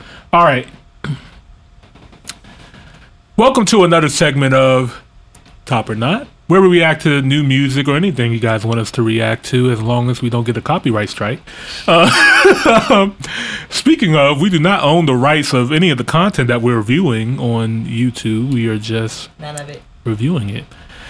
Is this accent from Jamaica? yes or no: no; Canada; I'm Canadian.